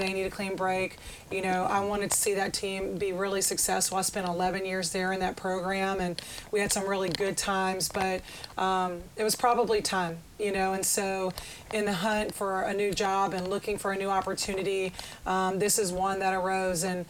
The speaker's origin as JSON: {"language": "English", "town": "Baton Rouge", "region": "Louisiana", "country": "United States", "also_born_or_lived": "Memphis, Tennessee", "moved": "as an adult", "lives_now": "Hattiesburg, United States", "said": "I'm originally from Baton Rouge, Louisiana"}